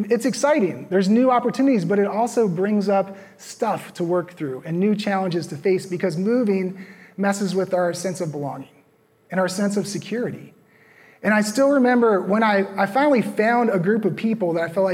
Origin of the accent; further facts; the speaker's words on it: Virginia, United States; moved away as an adult; also born or lived in Los Angeles / Minnesota / Arizona; now in Raleigh, United States; I grew up in Virginia